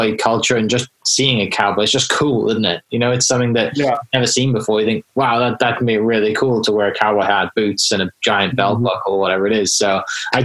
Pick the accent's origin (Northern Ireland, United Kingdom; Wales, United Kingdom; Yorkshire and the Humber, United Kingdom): Wales, United Kingdom; now in Oklahoma, United States; I'm originally from the UK, I'm originally from Wales